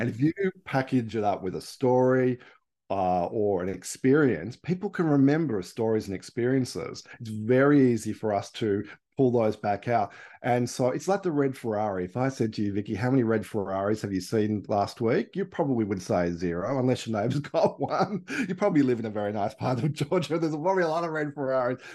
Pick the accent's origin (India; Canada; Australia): Australia; accent: Australian; also born or lived in Melbourne, Victoria / Palm Cove, Queensland; I'm Australian.